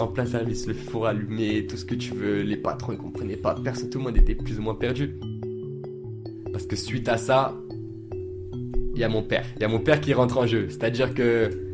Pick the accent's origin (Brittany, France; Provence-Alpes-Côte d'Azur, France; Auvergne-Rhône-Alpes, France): Provence-Alpes-Côte d'Azur, France; Nice; j'ai grandi à Nice avec ma mère seule